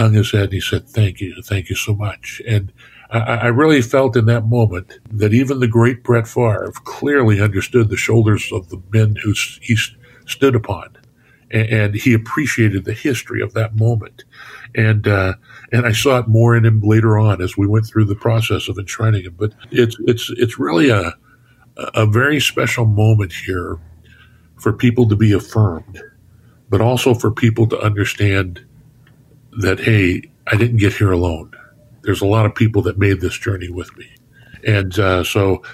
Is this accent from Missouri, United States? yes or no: no; Orange County, California, United States; I'm from Orange County, California, and I have area code 714